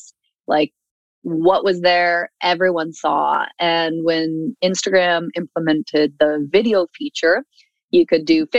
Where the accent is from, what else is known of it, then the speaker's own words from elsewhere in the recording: Seattle, Washington, United States; moved away as an adult; also born or lived in Los Angeles / Red Deer, Alberta; now in Alberta, Canada; I am originally from the United States, grew up in Seattle, and then lived about half of my adult life in Los Angeles